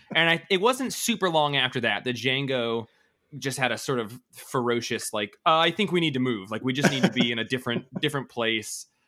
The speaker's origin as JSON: {"language": "English", "town": "Colville", "region": "Washington", "country": "United States", "moved": "yes", "lives_now": "Bellingham, United States", "said": "I'm from a really horrible, small, t- like tiny town in Northeast Washington"}